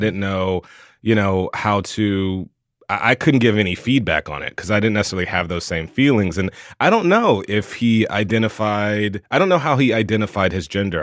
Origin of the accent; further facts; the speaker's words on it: the South, United States; a gay boy growing up in the South